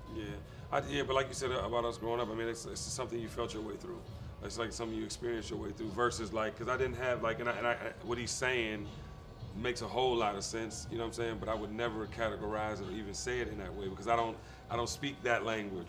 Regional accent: Washington, District of Columbia, United States; I'm from Washington D.C.

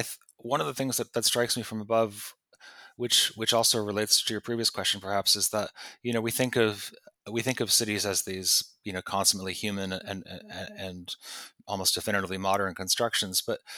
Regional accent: East Coast, United States; such a imaginatively powerful place to a kid growing up on the East Coast. You know, my parents had never been to California. I didn't go until I was an adult.

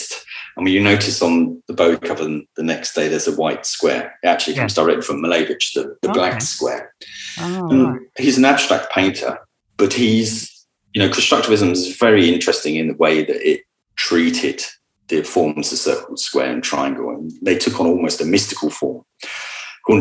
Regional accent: Luton, East of England, United Kingdom; I was born in Luton.

